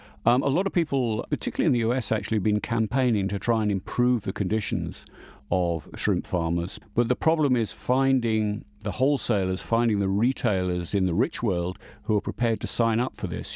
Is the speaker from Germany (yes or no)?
no; England, United Kingdom; I mean, I am an Englishman. I eat in an Indian restaurant in England every Saturday night, pretty much.